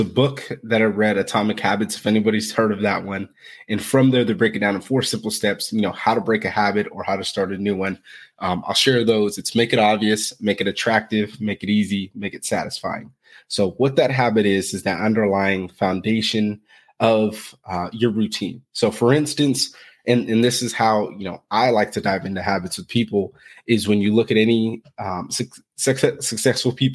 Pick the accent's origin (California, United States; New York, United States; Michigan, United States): California, United States; Fresno; I'm originally from Fresno, California, which it's the center of California. So it's hot there. Not really much going on. So grew up, split household